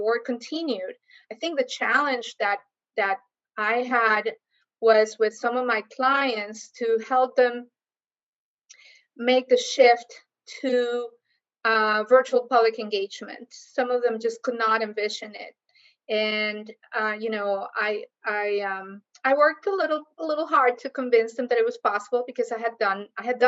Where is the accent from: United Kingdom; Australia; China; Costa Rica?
Costa Rica; moved away as an adult; also born or lived in Kansas, United States; now in Miami, United States; I came to the U.S. as a student from Costa Rica, so the U.S. is my second home. Been here now longer than I actually lived in my own country, because I came here at 18